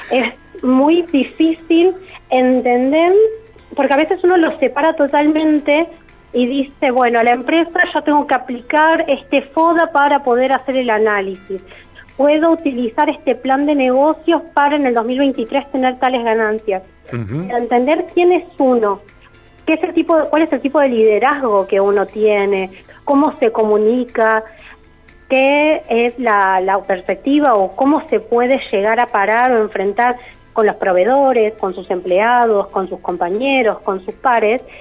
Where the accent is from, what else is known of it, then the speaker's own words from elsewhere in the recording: San Carlos de Bariloche, Río Negro, Argentina; born there; Ambos somos nacidos en Bariloche, con mucho amor y, un gusto muy grande y dedicado hacia el chocolate. Empezamos a buscar un poco de, nuestra tierra.